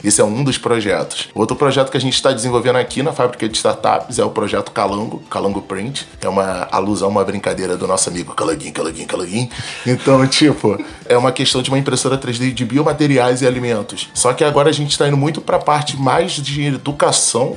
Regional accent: Rio de Janeiro, Brazil; eu nasci e cresci no Complexo Alemão

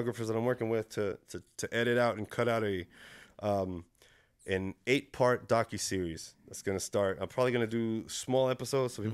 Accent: Dallas, Texas, United States; also born or lived in Chile / Plano, Texas; now in Fort Worth, United States; I'm from North Dallas

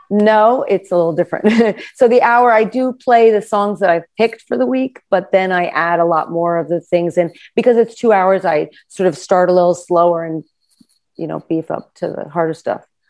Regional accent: New York, United States; I also grew up in New York

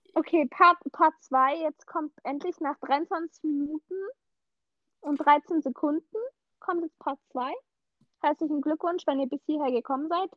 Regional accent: Swabia, Baden-Württemberg, Germany; accent: Swabian, leaning towards Standard German; ich komme aus dem Schwabeländle

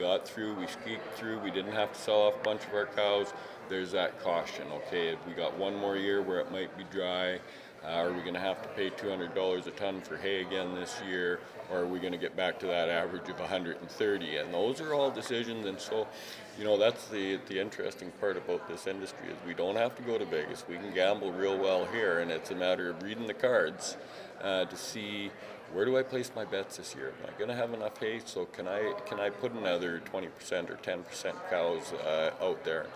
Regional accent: British Columbia, Canada; as British Columbians and as Canadians

